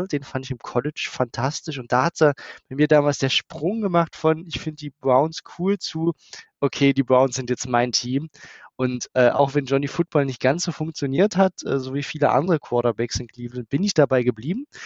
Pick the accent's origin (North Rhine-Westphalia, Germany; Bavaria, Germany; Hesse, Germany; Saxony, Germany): Saxony, Germany; Ich komme tatsächlich aus der Nähe von Dresden